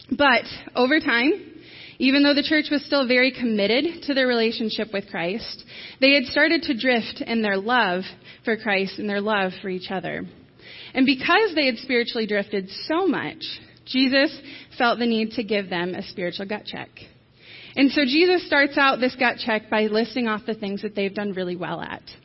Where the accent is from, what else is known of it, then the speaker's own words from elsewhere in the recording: Michigan, United States; now in New Knoxville, United States; I grew up in Michigan.